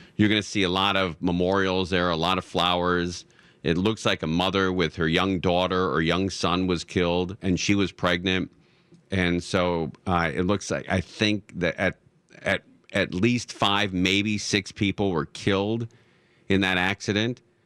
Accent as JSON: {"language": "English", "town": "Los Angeles", "region": "California", "country": "United States", "tie": "born or raised there", "said": "I was born and raised in Los Angeles, nineteen sixty-three."}